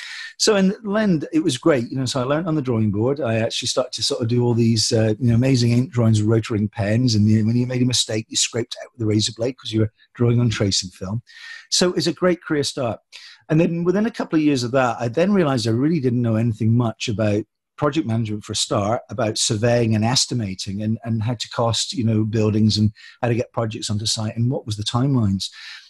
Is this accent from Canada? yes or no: no; Scotland, United Kingdom; born there; also born or lived in Hong Kong / Germany / England; We lived in so many countries, Hong Kong, Germany, you know, Scotland, England. I was born in Scotland, but for 22 years, our feet never touched the ground.